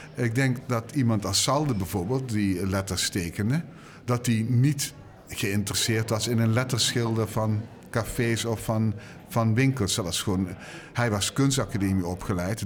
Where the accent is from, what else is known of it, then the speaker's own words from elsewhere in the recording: Limburg, Netherlands; ik ben Limburger